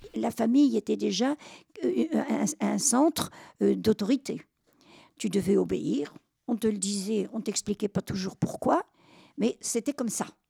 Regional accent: Normandy, France; je suis normande

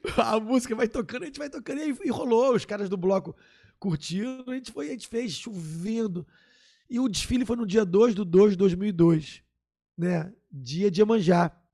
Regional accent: Rio de Janeiro, Brazil; Eu, eu nasci no Estácio, ali na, né, no centro da cidade, no Estácio, do ladinho ali do centro.

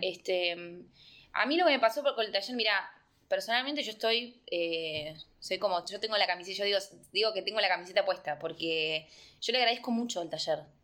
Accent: Argentina; moved away as an adult; somos argentinos

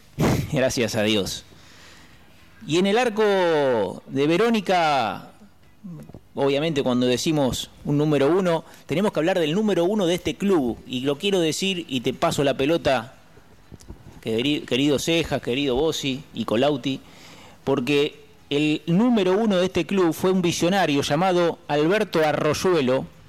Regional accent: Berisso, Buenos Aires Province, Argentina; soy de la raza del inmigrante, soy de Berizo

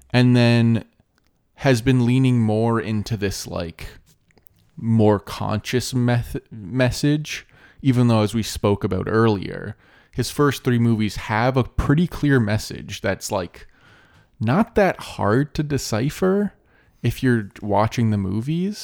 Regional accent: Canada; we're Canadian

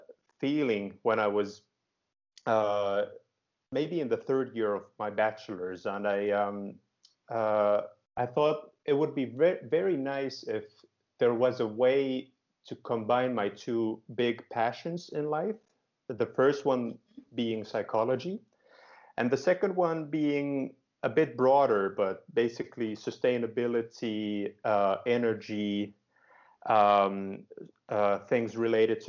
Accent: Finland; also born or lived in Groningen, Netherlands; I live in Helsinki, Finland. And you might also guess I am from Finland. I'm Finnish

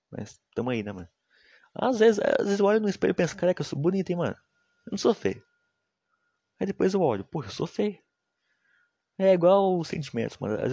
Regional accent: Minas Gerais, Brazil; meu sotaque é massa, eu sou mineiro. Fih, respeita os cria de Minas, rapaz. Respeita os cria de Minas. O pessoal daqui de Minas é muito foda, mano.

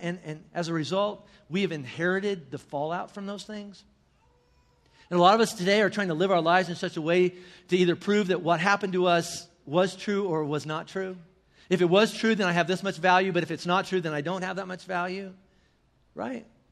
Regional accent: northern Indiana, United States; in my hometown in northern Indiana

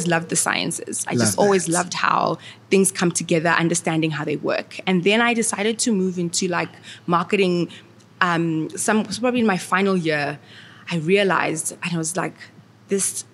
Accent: Harare, Zimbabwe; moved away as an adult; now in South Africa; I'm from Zimbabwe

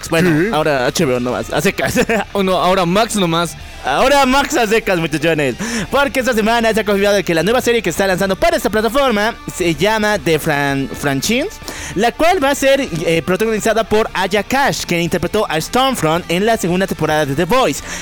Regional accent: Bolivia; nuestra hermosa patria Bolivia

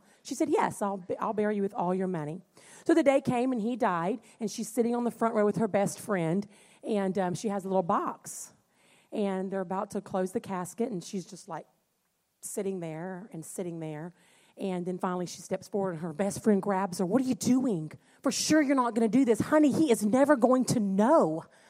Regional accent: North Carolina, United States; also born or lived in Puerto Rico / Louisiana; now in Ohio, United States; And so I was born in Puerto Rico, lived there 5 years, moved to North Carolina, many years there, moved to Louisiana.

